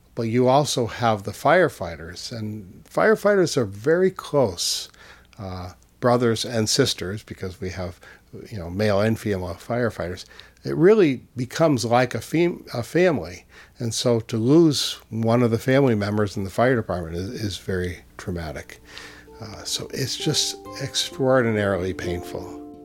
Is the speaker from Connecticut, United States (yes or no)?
no; Easthampton, Massachusetts, United States; in my hometown in, in Western Mass, I grew up in East Hampton